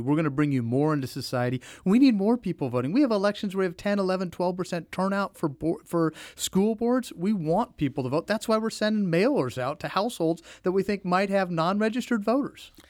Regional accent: Jefferson City, Missouri, United States; also born or lived in St. Louis; Born and raised in Jefferson City, lived my entire life really in Missouri

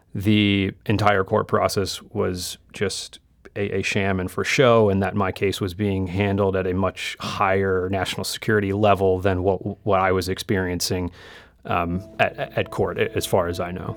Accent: United States; moved away as an adult; also born or lived in Asia / Middle East; as an American, living and working overseas for seven years, uh, in Asia and the Middle East

